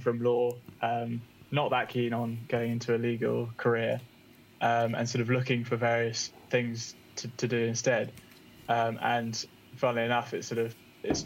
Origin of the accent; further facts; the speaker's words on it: English countryside, England, United Kingdom; moved away as an adult; also born or lived in London; now in Bristol, United Kingdom; I was born in London, but grew up in the English countryside